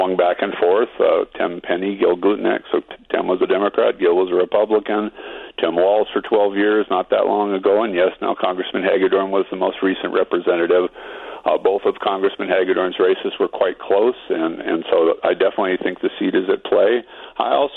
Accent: Austin, Minnesota, United States; my hometown here of Austin

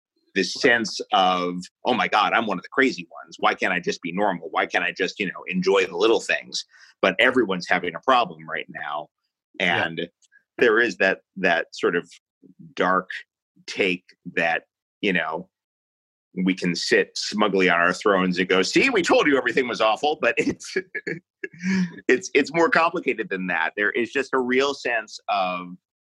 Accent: New York City, New York, United States; moved away; I grew up in New York City

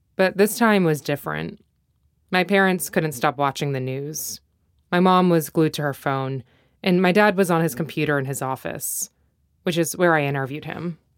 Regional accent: United States; I grew up in the States

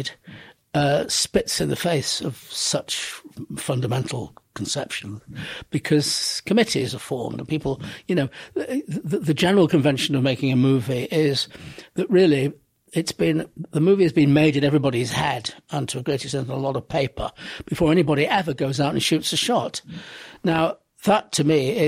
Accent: Manchester, North West England, United Kingdom; I grew up in Manchester

